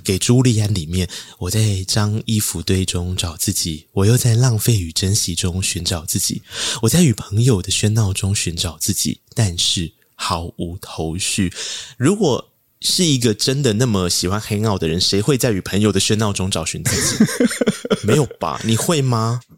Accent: Tainan, Taiwan; 因为我是台南人

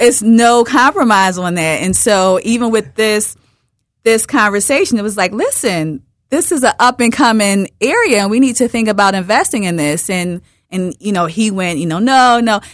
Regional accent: Philadelphia, Pennsylvania, United States; I'm from Broad and Erie.

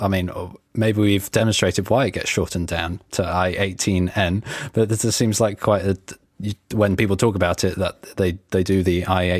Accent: England, United Kingdom; I'm English

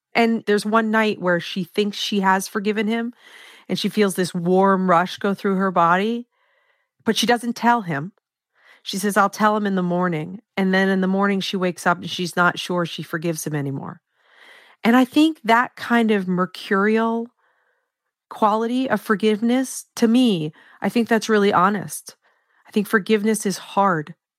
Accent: Maine, United States; in my home state of Maine, and I was born and raised here

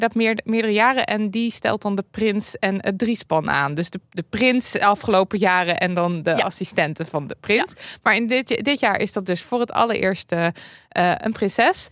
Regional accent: Limburg, Netherlands; bij ons in Limburg

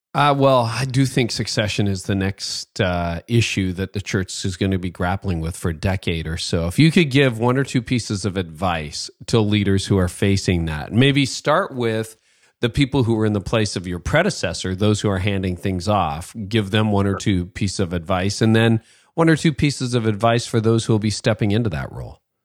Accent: Canada; also born or lived in north of Toronto; as a Canadian, you know, guy who lives in a, in a different country

